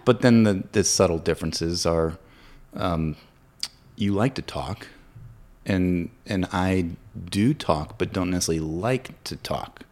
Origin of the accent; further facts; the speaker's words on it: Williamsburg, Virginia, United States; moved away as an adult; also born or lived in St. Louis, Missouri; now in Winchester, United States; being from our hometown, three three and a half hours away from, we're both from Williamsburg